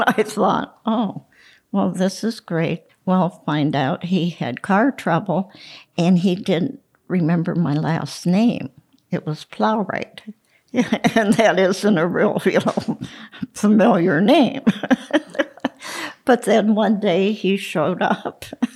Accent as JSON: {"language": "English", "town": "Scandia", "region": "Pennsylvania", "country": "United States", "tie": "born or raised there", "said": "I grew up in Scandia."}